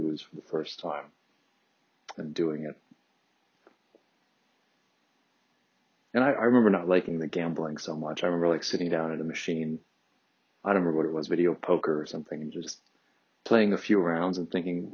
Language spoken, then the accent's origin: English; Detroit, Michigan, United States; growing up in Detroit, you're right across the river from Canada.